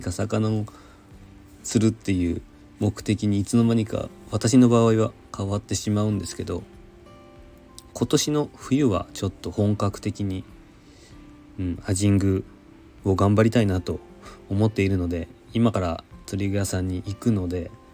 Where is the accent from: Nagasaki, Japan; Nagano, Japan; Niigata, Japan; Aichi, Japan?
Nagasaki, Japan; now in Tokyo, Japan; 私の出身の長崎